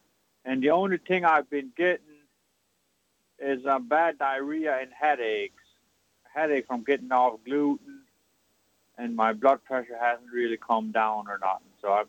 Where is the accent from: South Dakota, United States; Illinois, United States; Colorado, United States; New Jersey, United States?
South Dakota, United States; I was born in South Dakota.